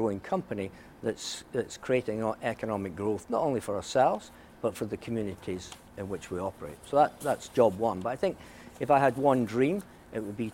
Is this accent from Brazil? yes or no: no; Scotland, United Kingdom; growing up in Scotland